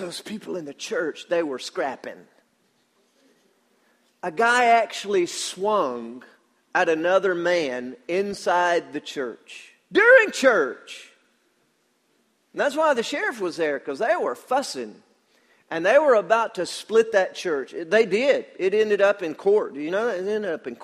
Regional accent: Danielsville, Georgia, United States; I'm from Danielsville, Georgia.

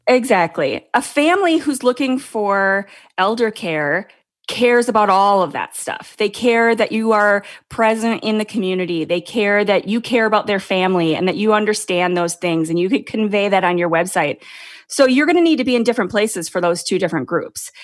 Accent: Minnesota, United States; moved away as an adult; now in California, United States; I live in California and I've been, I grew up in Minnesota

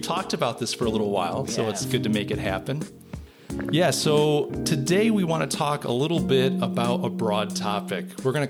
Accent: New York, United States; When you say, I'm from New York, Empire State Building, Times Square. It's like, no, like I live like 6.5 hours away from that.

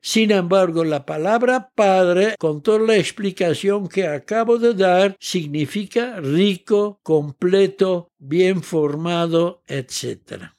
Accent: Netherlands; moved away as an adult; now in Mexico; Quedó sola mi mamá como única mexicana en Holanda y me dijo, vamos a México

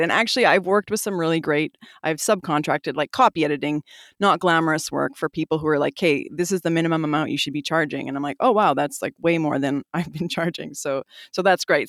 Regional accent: Calgary, Alberta, Canada; moved away as an adult; also born or lived in British Columbia / Fort Simpson, Northwest Territories / Iqaluit, Nunavut; now in Whitehorse, Canada; I grew up in Calgary

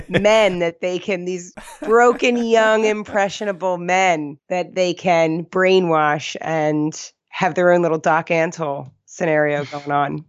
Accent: East Coast, United States; accent: East Coast; My East Coast accent.

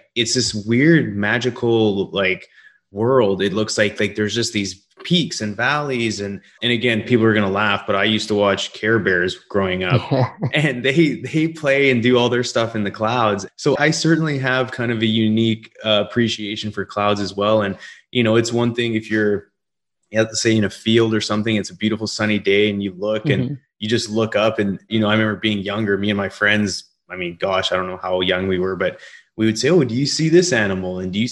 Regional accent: Calgary, Alberta, Canada; now in Houston, United States; my own experience growing up in Calgary

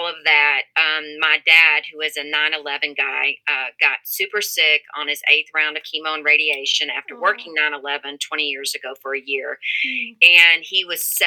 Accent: Texas, United States; moved away as an adult; now in Colorado, United States; I grew up in Texas, in the great state of Texas

